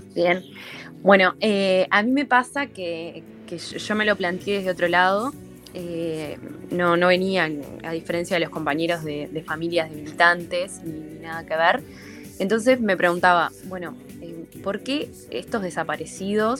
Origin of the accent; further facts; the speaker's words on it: Uruguay; como ciudadanos, como uruguayos